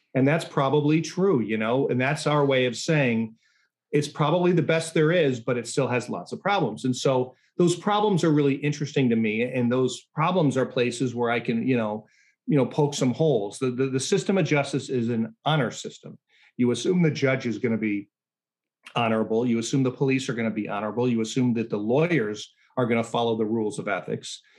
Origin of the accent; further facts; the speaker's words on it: Chicago suburbs, Illinois, United States; I'm not from the south side. I grew up in the suburbs